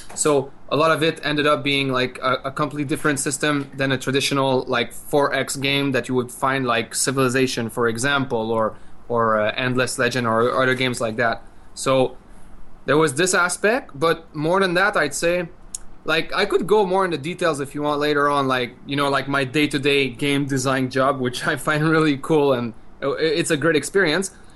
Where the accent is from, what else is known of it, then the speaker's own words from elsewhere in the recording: French part of Quebec, Canada; we come from the French part of Quebec, so of Canada.